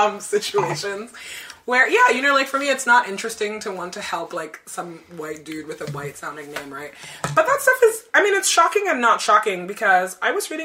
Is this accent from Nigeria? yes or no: yes; Nigeria; moved away; When I was growing up in Nigeria